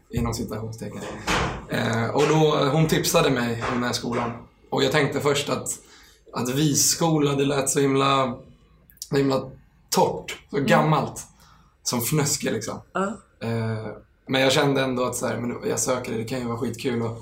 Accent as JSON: {"language": "Swedish", "town": "Stockholm", "region": "Stockholm County", "country": "Sweden", "said": "Eh, från Enskede. Ja. Eller närmare bestämt, bestämt Stureby."}